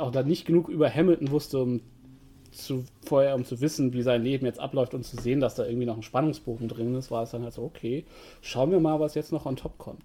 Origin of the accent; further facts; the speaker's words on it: Germany; als Deutscher